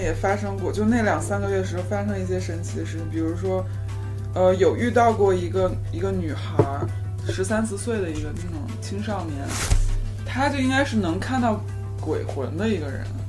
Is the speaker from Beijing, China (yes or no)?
yes; Beijing, China; 就是因为他们知道我是从北京来的